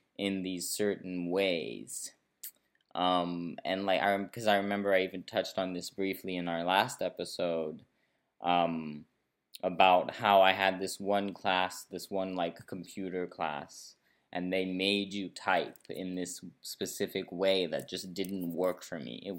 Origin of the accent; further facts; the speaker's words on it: Brazil; also born or lived in San Francisco, United States; I was born in Brazil, but then I did live in San Francisco, from like a few months old till 9 years old